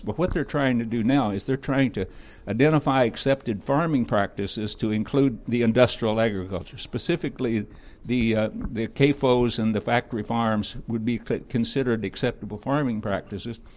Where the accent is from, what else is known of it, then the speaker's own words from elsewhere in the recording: Missouri, United States; I'm from Missouri